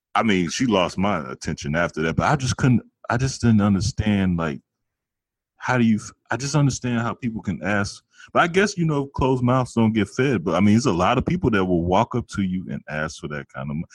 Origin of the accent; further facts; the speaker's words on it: Chicago, Illinois, United States; I'm from Chicago